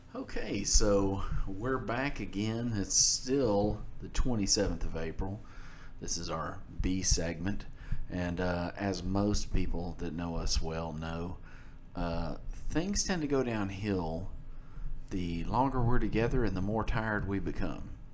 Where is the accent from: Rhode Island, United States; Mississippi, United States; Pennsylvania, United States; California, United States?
Mississippi, United States; we're from Mississippi.